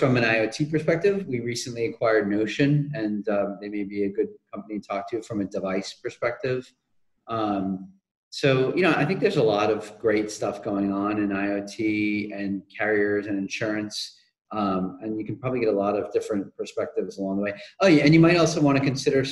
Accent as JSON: {"language": "English", "region": "New England", "country": "United States", "tie": "born or raised there", "said": "I grew up in New England."}